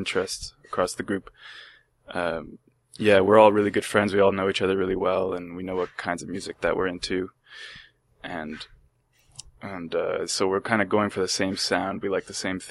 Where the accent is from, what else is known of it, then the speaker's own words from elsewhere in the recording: Montreal, Quebec, Canada; moved away as an adult; also born or lived in New York City; I was born and raised in Montreal. And in 2007, I came to New York City